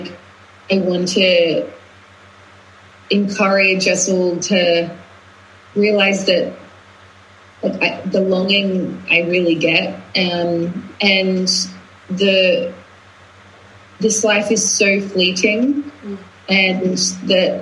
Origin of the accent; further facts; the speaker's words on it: Australia; moved away as an adult; also born or lived in London; now in Glastonbury, United Kingdom; when I grew up in Australia, I was very Australian. Then I went traveling, and then I moved to London, and London had its way with me, and I became a hybrid of the two. And then now I live in Glastonbury